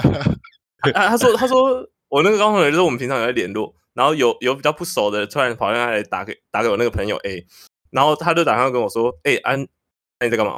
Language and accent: Chinese; Taipei, Taiwan; 我们台北人比较，邻里之间比较冷漠一点